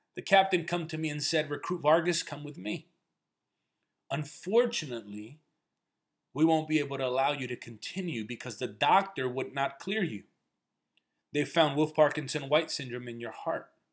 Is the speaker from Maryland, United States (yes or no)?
no; New Jersey, United States; also born or lived in Chicago; we ended up moving closer to my grandparents in New Jersey. I grew up in Section 8 housing in a neighborhood where gunshots and drug deals were the norm